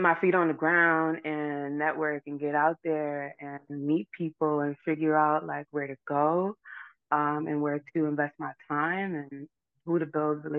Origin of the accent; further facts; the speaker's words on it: New York City, New York, United States; moved away as an adult; now in Florida, United States; growing up in the Bronx